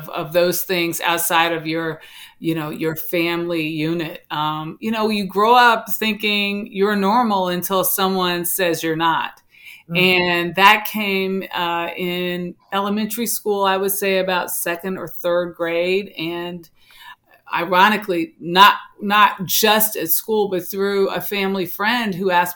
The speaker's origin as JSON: {"language": "English", "town": "Los Angeles", "region": "California", "country": "United States", "tie": "born or raised there", "also_born_or_lived": "Washington, D.C.", "moved": "as an adult", "said": "I grew up in South Central Los Angeles with my grandmother"}